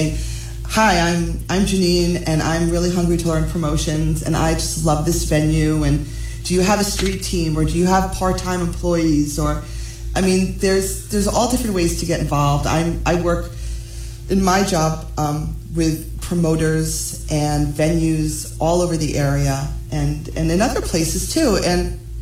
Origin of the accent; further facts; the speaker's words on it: New Jersey, United States; I'm born and raised in New Jersey